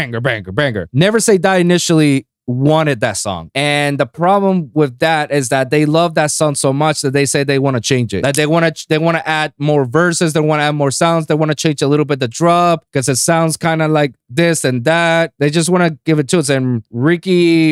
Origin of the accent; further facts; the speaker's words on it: Puerto Rico; moved away; I came from Puerto Rico. I moved here, tried to be that aspiring producer